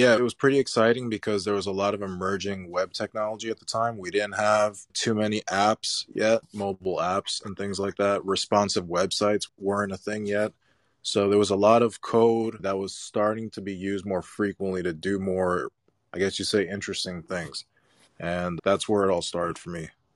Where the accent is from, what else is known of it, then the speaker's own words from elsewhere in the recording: New York City, New York, United States; Growing up in New York City, I had my first company in Brooklyn when I was seventeen.